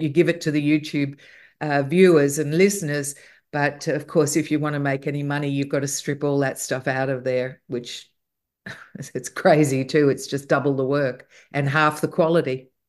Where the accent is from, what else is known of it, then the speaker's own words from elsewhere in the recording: Australia; in Australia, we grew up with all the music we had from the U K, from Canada, and from the States, as well as our local music